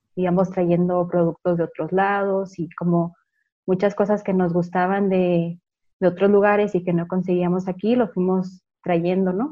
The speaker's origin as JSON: {"language": "Spanish", "region": "Chihuahua", "country": "Mexico", "tie": "born or raised there", "said": "nací aquí en Chihuahua"}